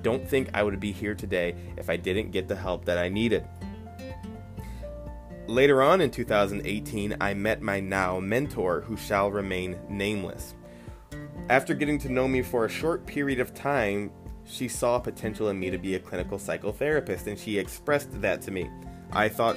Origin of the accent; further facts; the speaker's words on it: Toledo, Ohio, United States; I was born and raised in Toledo, Ohio, and I still reside near there